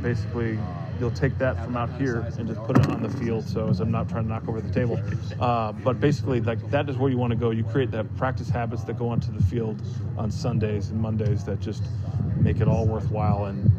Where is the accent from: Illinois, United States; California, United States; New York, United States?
California, United States; and we're from Northern California, so we're, there's nothing you can do because you can't simulate this environment.